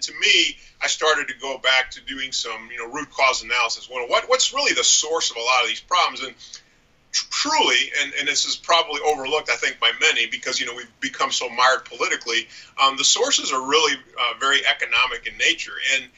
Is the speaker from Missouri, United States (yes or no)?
yes; St. Louis, Missouri, United States; I'm from St. Louis, Missouri. We've got a ton of nonprofits in the area